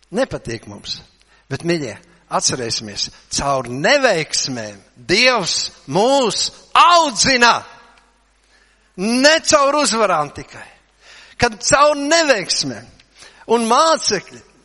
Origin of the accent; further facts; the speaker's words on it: Latvia; mēs esam latvieši, jā. Latvieši, jā